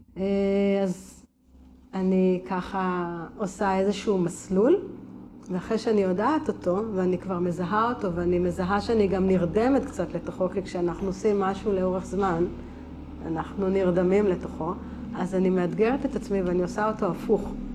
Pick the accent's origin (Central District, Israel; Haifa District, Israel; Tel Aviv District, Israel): Tel Aviv District, Israel; Givatayim; now in Tivon, Israel; גדלתי בגבעתד